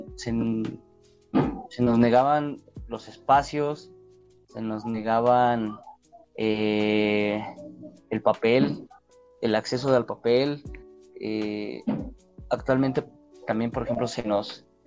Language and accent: Spanish; Mexico City, Mexico; yo soy de la Magdalena Contreras.